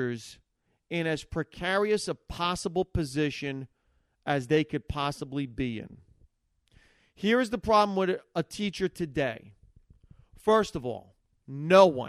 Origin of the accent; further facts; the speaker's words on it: Hackensack, New Jersey, United States; I grew up in Hackensack, New Jersey, and I grew up 70s, 80s